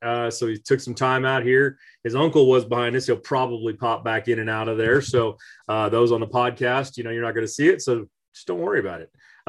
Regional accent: California, United States; I'm from California. I'm out here in Northern California

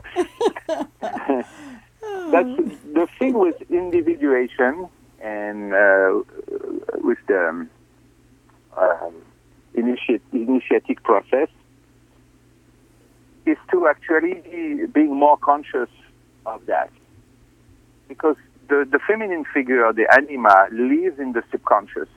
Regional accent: Fontainebleau, Île-de-France, France; English is a second language; moved away as an adult; also born or lived in Paris; I'm from Fontainebleau

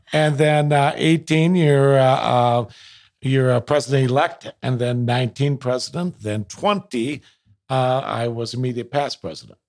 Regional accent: Minneapolis, Minnesota, United States; also born or lived in Edina, Minnesota; I grew up in South Minneapolis

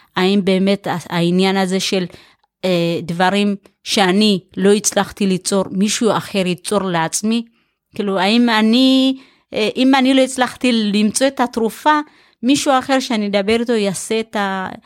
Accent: Ein Shemer, Haifa District, Israel; also born or lived in Ethiopia; אני גדלתי בקיבוץ, קיבוץ עין שמר

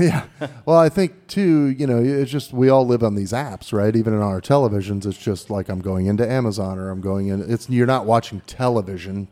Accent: Midwest, United States; moved away as an adult; also born or lived in Los Angeles; I grew up in the Midwest.

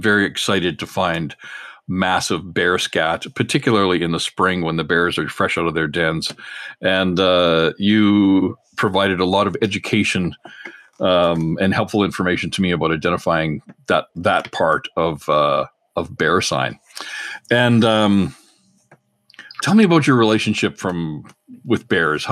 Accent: Canada; I'm a Canadian journalist, chef, hunter, fisherman

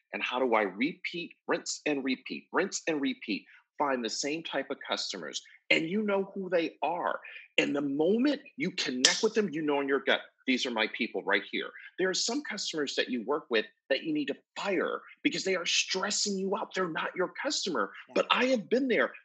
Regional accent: Buffalo, New York, United States; moved away; also born or lived in Atlanta, Georgia; I grew up in Buffalo, New York, lived in Atlanta, Georgia for a number of years

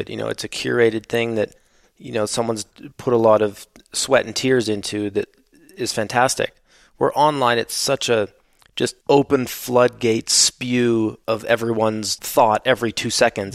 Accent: Canada; where I grew up in Canada

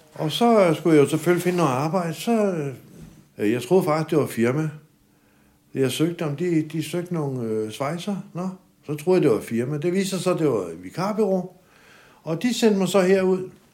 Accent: Helsingør, Capital Region of Denmark, Denmark; moved away as an adult; now in Aabybro, Denmark; stammer faktisk fra Helsingør, øh, hvor jeg voksede op.

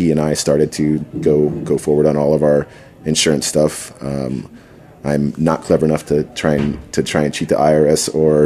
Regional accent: Southwest, United States; I'm from the Southwest

